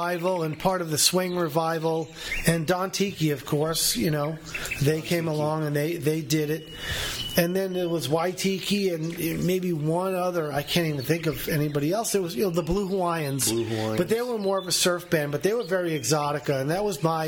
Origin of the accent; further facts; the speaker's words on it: Long Island, New York, United States; I grew up in New York and Long Island